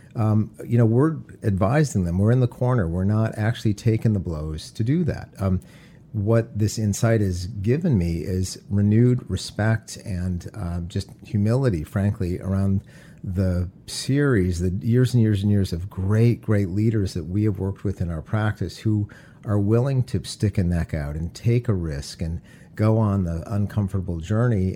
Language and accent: English; Detroit, Michigan, United States; Growing up in Detroit, I had the ideal childhood